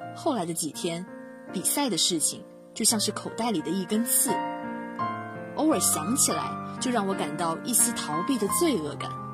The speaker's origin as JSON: {"language": "Chinese", "town": "Quanzhou", "region": "Fujian", "country": "China", "tie": "born or raised there", "moved": "as an adult", "lives_now": "Nanjing, China", "said": "来自福建泉州。我在南京大学 距离我的家乡一千零七十四公里"}